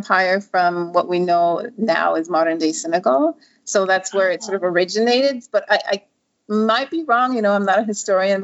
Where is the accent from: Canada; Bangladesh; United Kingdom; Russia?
Canada; also born or lived in Nigeria; I grew up in Canada. I was born in Nigeria, and then we still have family back home